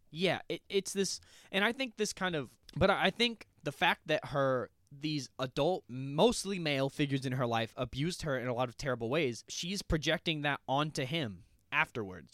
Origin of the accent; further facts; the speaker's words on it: United States; we're American